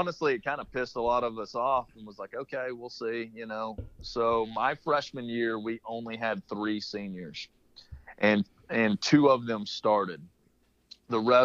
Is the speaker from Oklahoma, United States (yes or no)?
yes; Ada, Oklahoma, United States; moved away as an adult; now in Phoenix, United States; I went to East Central in Ada. It's in my hometown, D2 school